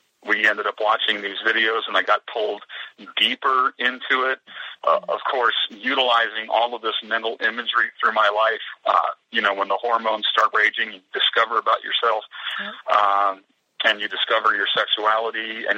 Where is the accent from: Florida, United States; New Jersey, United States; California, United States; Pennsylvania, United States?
Pennsylvania, United States; my hometown back here in the East, in Pennsylvania